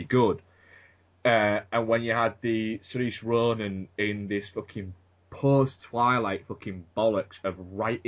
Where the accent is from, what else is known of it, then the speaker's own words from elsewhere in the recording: United Kingdom; I'm British